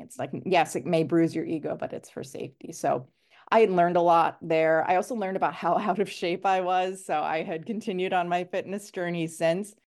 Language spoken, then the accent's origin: English; New York City, New York, United States; moved away as an adult; also born or lived in Chattanooga, Tennessee; now in Los Angeles, United States; I grew up in New York